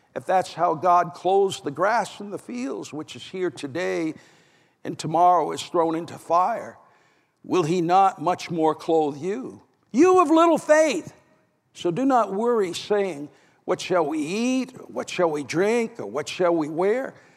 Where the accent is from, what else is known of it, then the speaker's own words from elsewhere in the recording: New Hampshire, United States; my home state